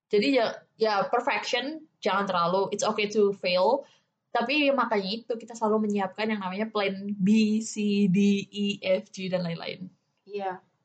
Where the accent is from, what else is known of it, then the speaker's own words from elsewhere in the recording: Java, Indonesia; accent: Javanese; aku Jawa